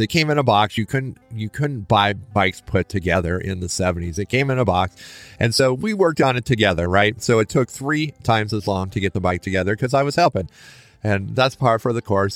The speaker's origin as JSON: {"language": "English", "town": "Lincoln", "region": "Nebraska", "country": "United States", "tie": "born or raised there", "said": "I grew up in Lincoln, Nebraska"}